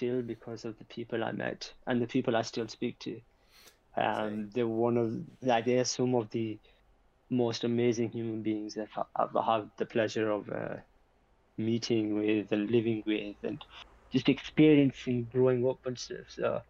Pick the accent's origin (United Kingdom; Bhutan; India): United Kingdom; Yorkshire and the Humber; I'm from West Yorkshire, but not born and raised, but I'm from West Yorkshire.